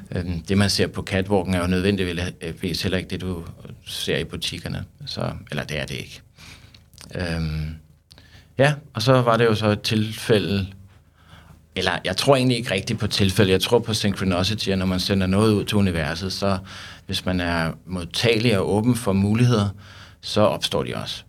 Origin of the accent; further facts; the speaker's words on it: Søborg, Capital Region of Denmark, Denmark; jeg kommer fra Søborg